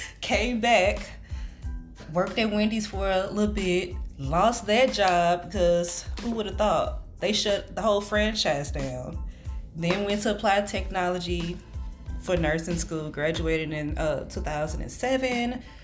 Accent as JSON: {"language": "English", "town": "St. Louis", "region": "Missouri", "country": "United States", "tie": "born or raised there", "said": "I grew up here in St. Louis all my life. Walnut Park is where I started out, about, what, first 15, 16 years of my life. Then moved downtown to close to O'Fallon Place. It's Preservation Square now."}